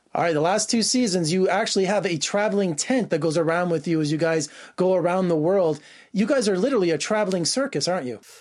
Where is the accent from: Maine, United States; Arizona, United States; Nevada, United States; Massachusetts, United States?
Nevada, United States; Las Vegas; Las Vegas, my hometown